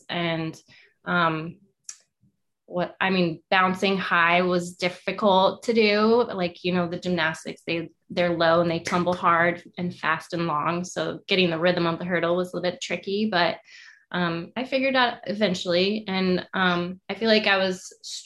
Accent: Bloomington, Indiana, United States; moved away; I grew up in Bloomington, Indiana, which is where IU is

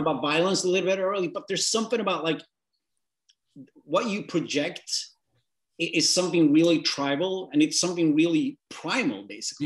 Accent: northern Sweden, Sweden; I'm this scrawny, like effeminate guy from the north of Sweden

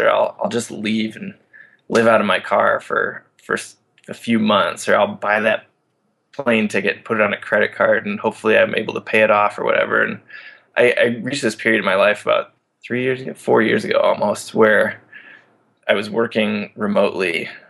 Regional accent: Midwest, United States; You know, I come from a pretty responsible background growing up in the Midwest.

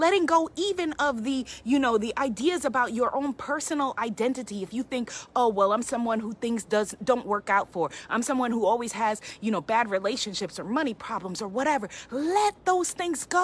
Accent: New York City, New York, United States; I'm a New Yorker, born and raised, been here

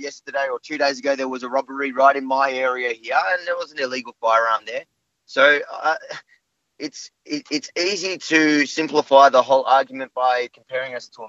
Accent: Israel; now in Australia; I'm military background from Israel. I was a sharpshooter in the IDF in the Golani Brigades.

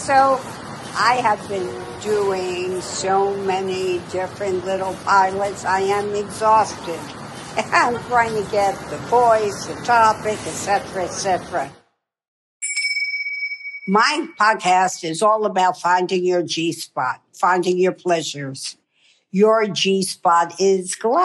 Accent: New York City, New York, United States; I am a New Yorker

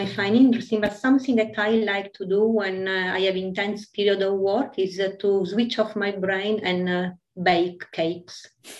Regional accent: Italy; English is a second language; In Italy.

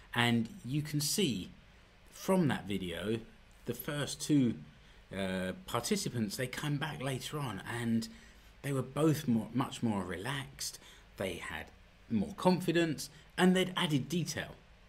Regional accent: United Kingdom; moved away as an adult; now in Finland; I know I'm British

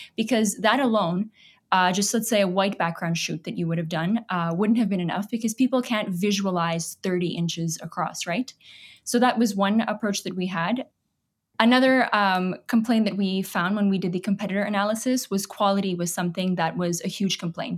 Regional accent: Toronto, Ontario, Canada; also born or lived in Pakistan; I came to Canada when I was about eight. I'd say I was raised in Canada, in Toronto.

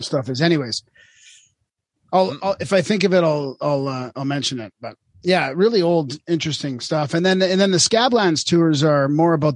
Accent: Vancouver, British Columbia, Canada; I grew up in Vancouver and I always was on the coast

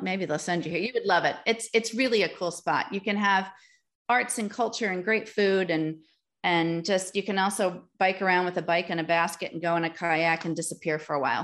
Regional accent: Milwaukee, Wisconsin, United States; also born or lived in Green Bay, Wisconsin / Door County, Wisconsin; I was born in Green Bay, Wisconsin, moved to Milwaukee for all of my wonder years.

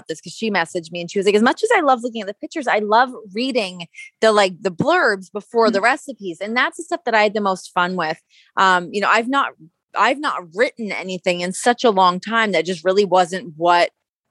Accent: Ajax, Ontario, Canada; I grew up in Ajax, Ontario, and Toronto's, you know, a 40-minute drive from where I grew up

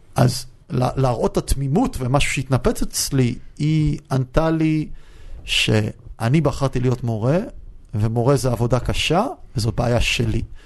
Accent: United States; also born or lived in Beersheba, Israel / Yeruham, Israel; now in Israel; גדלתי המון שנים בארצות הברית, אני יודע לדבר אנגלית טוב

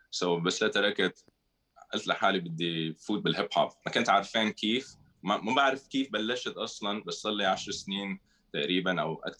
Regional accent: Syria; also born or lived in Philippines / Saudi Arabia / Spain; now in Beirut, Lebanon; انا سوري من الاصل الفلبيني خلقان بالفلبين امي من الفلبين ابي من الشام آه ورابر بروديوسر ساكن ببيروت صار لي 16 سنه بلبنان

